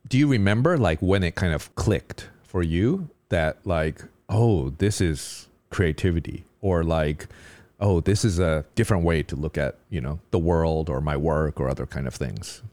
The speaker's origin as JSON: {"language": "English", "country": "United States", "said": "As an American"}